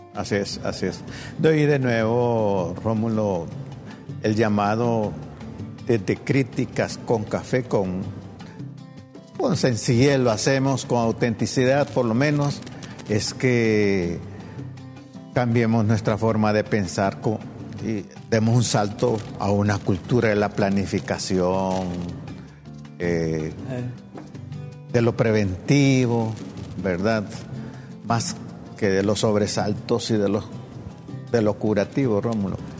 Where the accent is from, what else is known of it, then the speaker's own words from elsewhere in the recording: Olancho, Honduras; Soy, soy negro cimarrón de Olancho